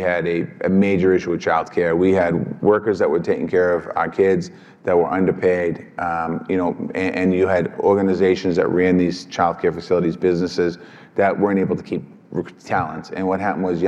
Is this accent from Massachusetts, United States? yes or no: yes; Boston, Massachusetts, United States; I come from Boston, so the teachers get paid well